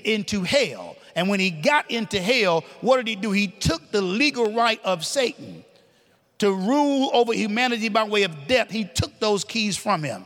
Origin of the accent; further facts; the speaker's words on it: the North, United States; accent: northern; my northern accent